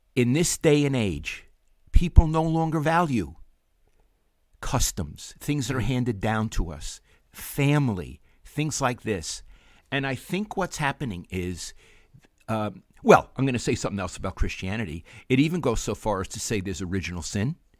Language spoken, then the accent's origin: English; New York City, New York, United States; moved away as an adult; now in San Francisco Bay Area, United States; growing up in Brooklyn